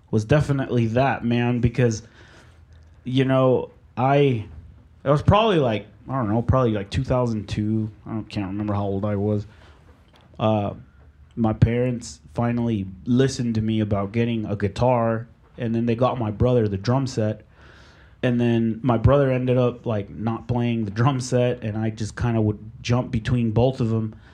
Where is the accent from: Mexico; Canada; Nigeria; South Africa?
Mexico; born there; in my culture, I I was born in Mexico.